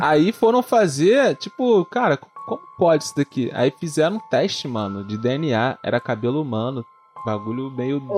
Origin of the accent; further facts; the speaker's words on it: Brazil; eu sou brasileiro